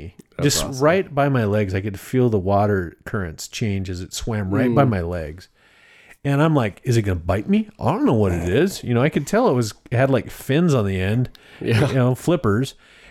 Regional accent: Idaho, United States; No, we are from Idaho. We are a long ways away from the ocean.

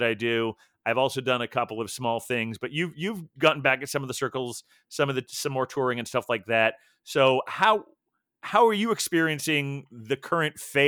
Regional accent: Dayton, Ohio, United States; I grew up in Dayton

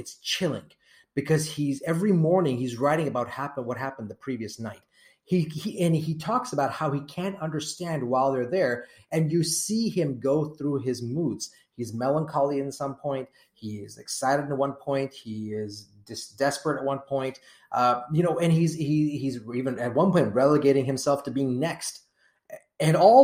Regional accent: Nairobi, Kenya; now in United States; Now, I was born in Kenya. I was born in Nairobi

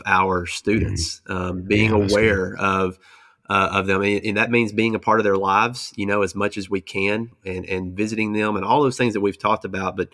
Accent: United States; we as American Christians

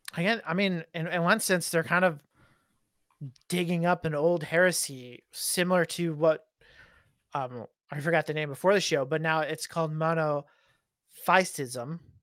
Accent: United States; me as an American

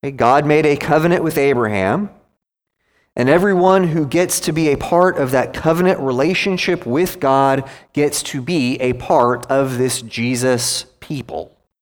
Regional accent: United States; also born or lived in Gwinnett County, Georgia; I'm an American

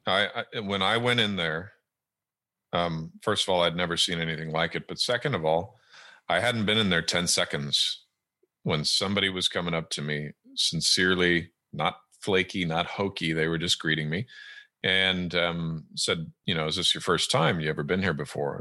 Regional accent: Southern California, United States; born or raised there; moved away as an adult; also born or lived in Edmonton, Alberta, Canada / Great Britain / Germany; now in Washington State, United States

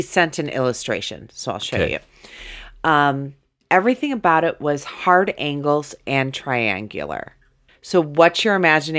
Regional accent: Muncie, Indiana, United States; I grew up in Muncie, Indiana.

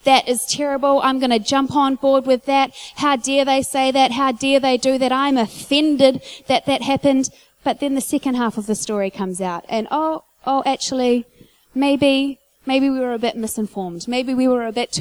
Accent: Whanganui, Manawatū-Whanganui, New Zealand; I grew up in church in Whanganui

